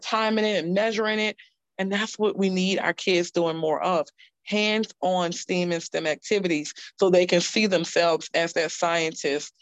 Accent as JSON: {"language": "English", "town": "New Orleans", "region": "Louisiana", "country": "United States", "tie": "born or raised there", "moved": "yes", "lives_now": "Charlotte, United States", "said": "we started reading novels in like 7th grade when I grew up in Louisiana"}